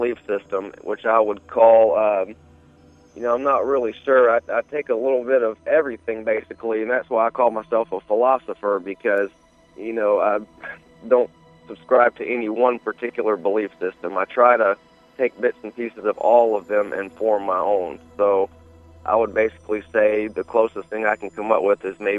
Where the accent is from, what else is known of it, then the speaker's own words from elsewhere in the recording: Atlanta, Georgia, United States; also born or lived in Chicago, Illinois; now in Memphis, United States; I was actually raised in Atlanta, Georgia, most of my young life, and then he retired, and we moved here to Memphis, Tennessee, and I've been here ever since